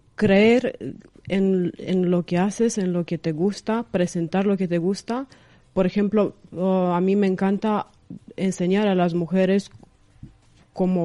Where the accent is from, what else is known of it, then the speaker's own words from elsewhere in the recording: Craiova, Dolj, Romania; Spanish is a second language; moved away as an adult; now in Madrid, Spain; soy de Rumanía, de una ciudad pequeña del sur que se llama Craiova